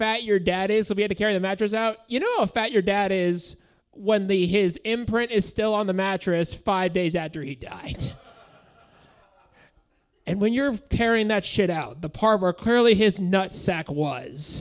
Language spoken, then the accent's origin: English; San Bruno, California, United States; now in Sacramento, United States; I'm from San Bruno